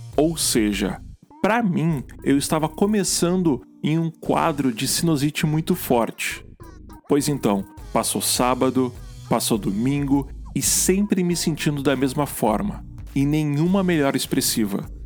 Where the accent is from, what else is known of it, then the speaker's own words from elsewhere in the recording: Gaúcho, Rio Grande do Sul, Brazil; como um bom gaúcho